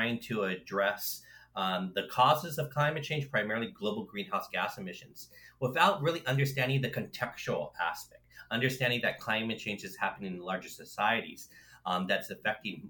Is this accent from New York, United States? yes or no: no; Los Angeles, California, United States; I grew up in Los Angeles, in California